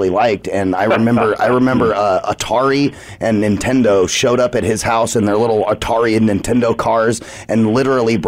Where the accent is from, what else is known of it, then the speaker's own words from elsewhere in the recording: Arizona, United States; I'm, like, an Arizona native and love all things Arizona. I've been here my whole life.